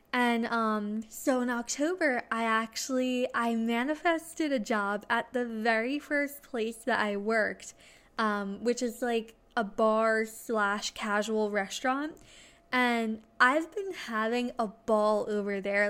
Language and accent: English; New Jersey, United States; I'm from New Jersey.